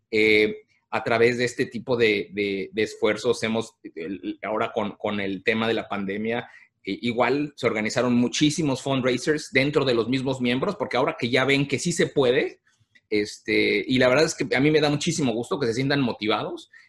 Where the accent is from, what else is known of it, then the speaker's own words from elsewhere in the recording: Mexico; reconocer la nueva realidad que estábamos viviendo hoy como, como mexicanos viviendo en el área